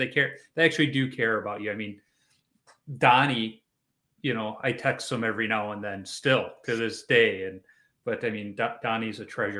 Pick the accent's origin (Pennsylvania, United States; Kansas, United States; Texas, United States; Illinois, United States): Illinois, United States; Chicago; moved away; I'm originally from Chicago.